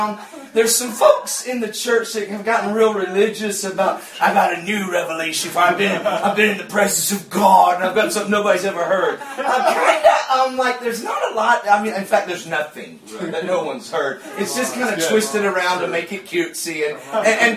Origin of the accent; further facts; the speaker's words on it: Georgia, United States; I'm from Georgia.